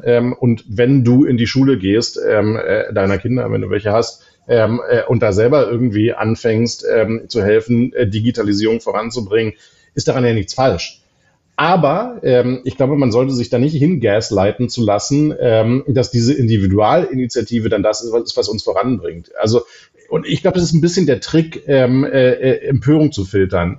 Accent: Berlin, Germany; als Berliner

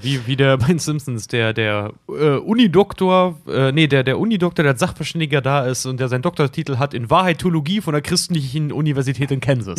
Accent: eastern Germany, Germany; ich bin nun mal im Osten groß geworden

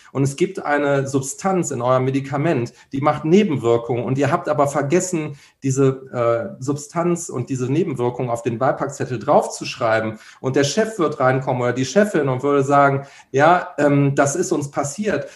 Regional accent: Cologne, North Rhine-Westphalia, Germany; hier als Kölner

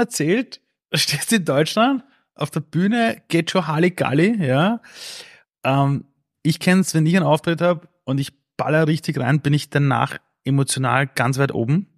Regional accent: Vienna, Austria; ich bin aufgewachsen damals in Simmering, draußen in Kaiser Ebersdorf

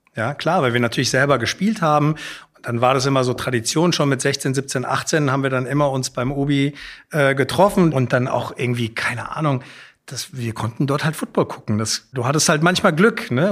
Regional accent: Frankfurt, Hesse, Germany; also born or lived in Hamburg; aufgewachsen in Altsachsenhausen

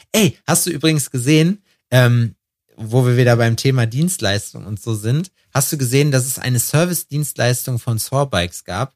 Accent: Germany; wir sind Deutsche

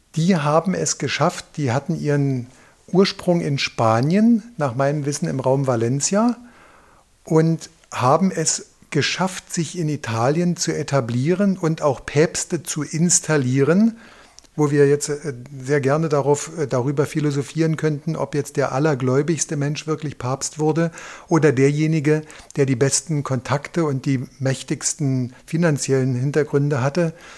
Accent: East Germany, Germany; wir sind ja in der DDR zur Schule gegangen

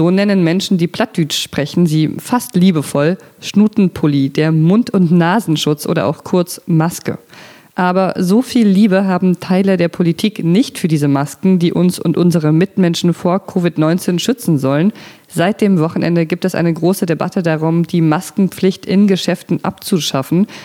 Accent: Frankfurt, Hesse, Germany; ich bin in Frankfurt am Main aufgewachsen und da gab es früher die sogenannte Ami-Siedlung, eine ziemlich grüne Wohnsiedlung, in der mal amerikanische Soldaten mit ihren Familien gelebt haben

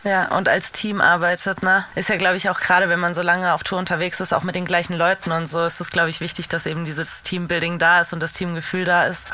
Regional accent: Baden-Württemberg, Germany

